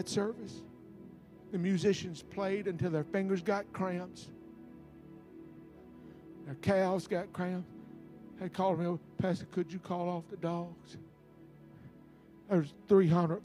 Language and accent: English; Mississippi, United States; I was raised up on Huckabucking church. Now, Huckabuck is a Mississippi design word